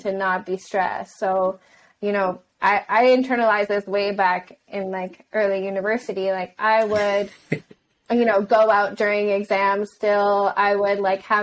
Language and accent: English; Canada; I'm Canadian